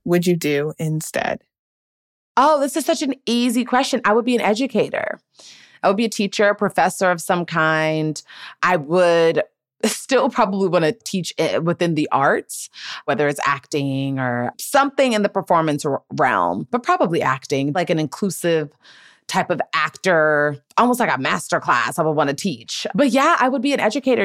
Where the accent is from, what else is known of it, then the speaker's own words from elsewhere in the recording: Gaithersburg, Maryland, United States; moved away as an adult; now in Los Angeles, United States; I grew up in Gaithersburg and Montgomery County and like in the DMV